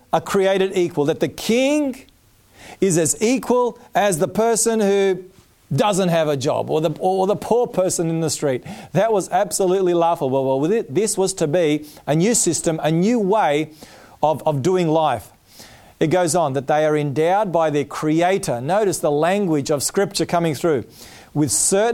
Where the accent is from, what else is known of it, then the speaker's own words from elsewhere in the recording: Melbourne, Victoria, Australia; Melbourne, indeed, my hometown. I was born in Melbourne